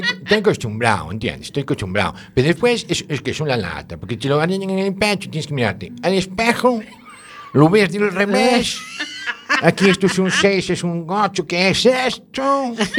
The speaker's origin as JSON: {"language": "Spanish", "region": "Galicia", "country": "Spain", "said": "somos finos los gallegos"}